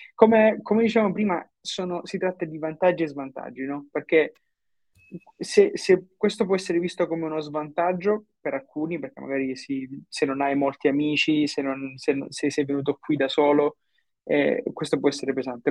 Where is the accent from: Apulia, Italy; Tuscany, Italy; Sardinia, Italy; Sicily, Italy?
Apulia, Italy; Brindisi; moved away as an adult; also born or lived in Milan / Dublin; now in Singapore; io sono nato a Brindisi, in Puglia, nel sud Italia, eh, dove ho vissuto per circa 22-24 anni